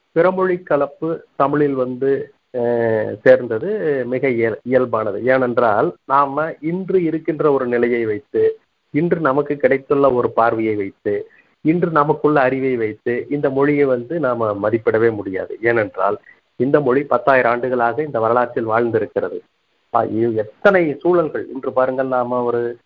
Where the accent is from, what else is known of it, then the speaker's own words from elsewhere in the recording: Kongu Nadu, Tamil Nadu, India; also born or lived in Tiruppur; இளமை காலம் முழுவதும் கொங்கு நாட்டை சுற்றியுள்ள ஊர்ப்புற பகுதிகளில் அமைந்தது